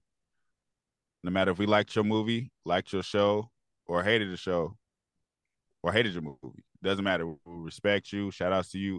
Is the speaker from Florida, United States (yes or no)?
no; East Bay, California, United States; I'm from the Bay Area. I'm not necessarily from Oakland. I am from the East Bay